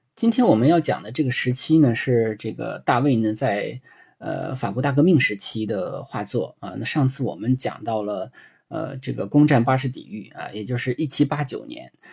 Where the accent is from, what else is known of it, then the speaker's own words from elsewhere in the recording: China; 对于我们中国人来说